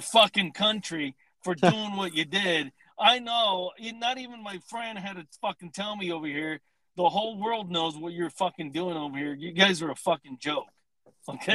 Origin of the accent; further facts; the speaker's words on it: Southern California, United States; I live in Southern California. I love it, man. I've lived here my entire life